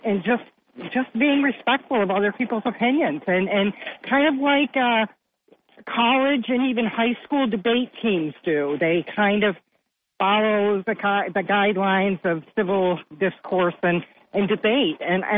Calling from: Vestal, New York, United States; from Vestal.

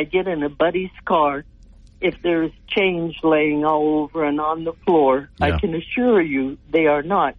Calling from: Sterling, Colorado, United States; Glenn, I'm calling you from Northeast Colorado in Sterling

